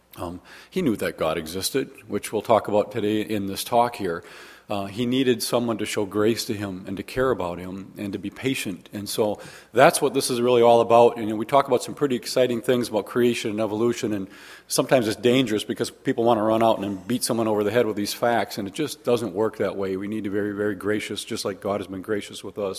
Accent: Waukesha, Wisconsin, United States; also born or lived in Arkansas; I'm actually just from Waukesha, not that exciting

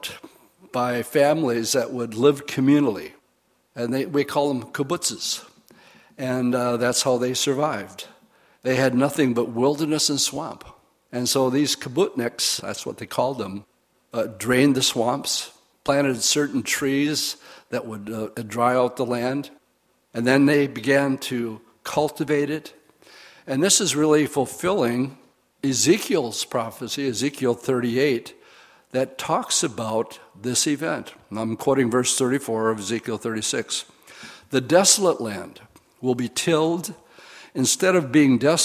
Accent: Oshkosh, Wisconsin, United States; I grew up in Oshkosh, and my dad was a prankster

